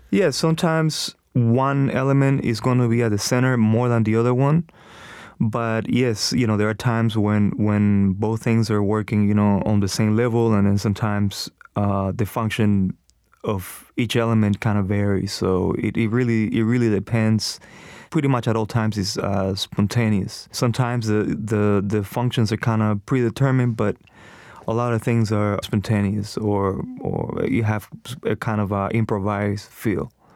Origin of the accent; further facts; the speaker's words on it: Cuba; now in United States; I'm from Cuba, so I try to study different things that I grew up